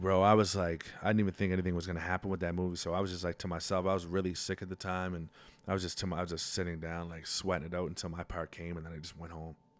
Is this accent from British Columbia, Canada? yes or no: no; Halifax, Nova Scotia, Canada; I grew up in the North End